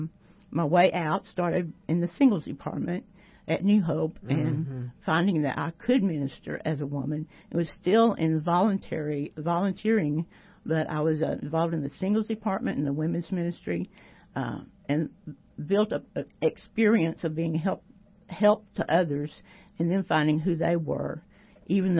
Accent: Temple, Texas, United States; I was born and raised in Temple

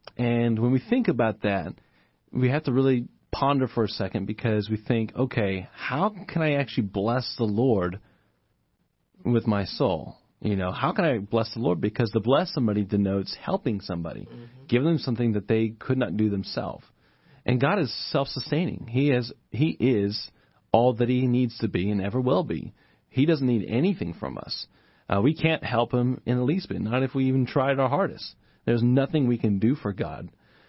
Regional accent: Japan; I grew up in Japan, which is not a whole lot different than us in terms of just living standards and that kind of thing. But we were poor.

